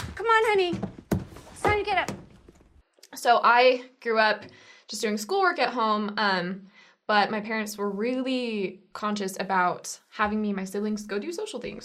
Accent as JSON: {"language": "English", "town": "Holbrook", "region": "Arizona", "country": "United States", "said": "I'm from Holbrook, Arizona"}